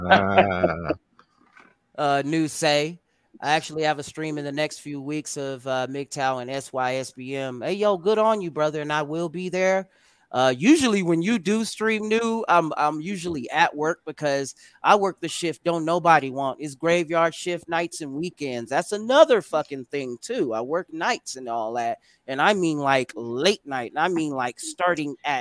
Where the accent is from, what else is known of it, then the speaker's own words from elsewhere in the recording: United States; We're Americans